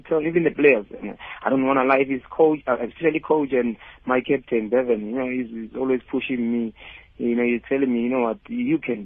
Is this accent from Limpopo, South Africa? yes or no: yes; Limpopo, South Africa; moved away; also born or lived in Gauteng; I'm from Limpopo by then when I came to Gauteng.